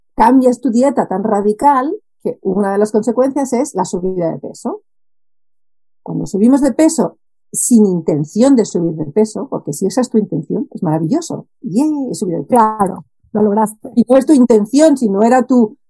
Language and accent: Spanish; Barcelona, Catalonia, Spain; moved away as an adult; also born or lived in Netherlands / Japan; fuera de donde nací, porque yo soy originalmente soy de Barcelona